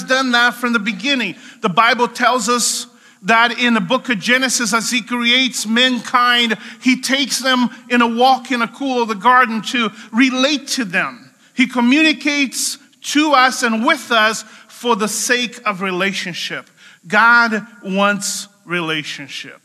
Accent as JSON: {"language": "English", "country": "Brazil", "said": "I'm from Brazil, so Brazilians are very good at doing barbecue."}